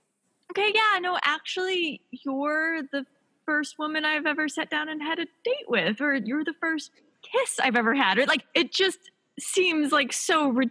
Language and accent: English; Midwest, United States; because obviously I come from the Midwest, courting looks like a very specific thing, kind of, you know, from what I grew up with.